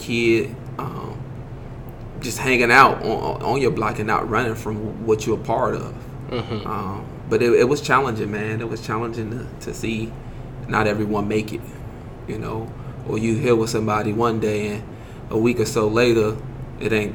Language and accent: English; Chicago, Illinois, United States; now in Springfield, United States; I'm from the west side of Chicago.